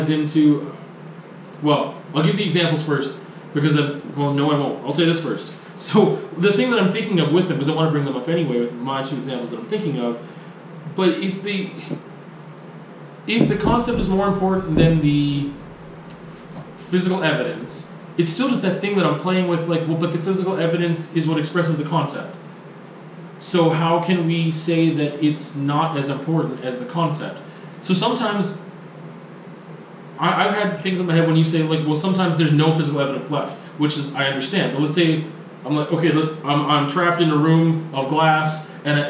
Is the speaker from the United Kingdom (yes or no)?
no; Canada; being born and raised in Canada around a lot of white people. Because my family is all in Chile